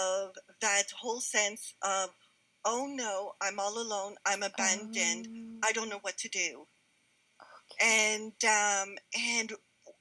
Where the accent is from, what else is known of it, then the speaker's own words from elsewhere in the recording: Montreal, Quebec, Canada; moved away; I was born and raised in Montreal. So I'm a city girl.